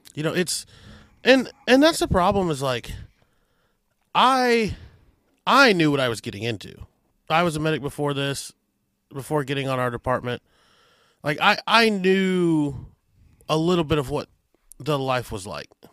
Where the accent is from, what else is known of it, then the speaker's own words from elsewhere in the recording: Adrian, Missouri, United States; Adrian, Missouri, my hometown